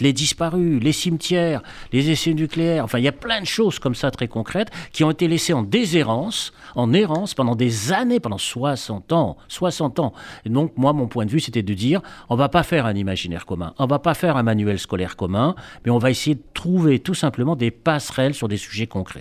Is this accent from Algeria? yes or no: yes; Constantine, Constantine Province, Algeria; moved away; mon enfance juive à Constantine dans les années 50